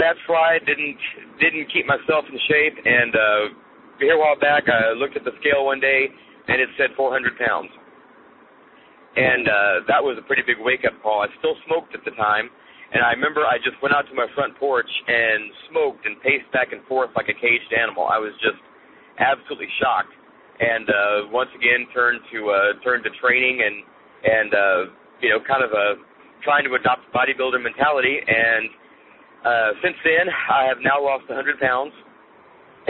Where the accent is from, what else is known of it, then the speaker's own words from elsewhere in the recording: Oklahoma, United States; I am from Oklahoma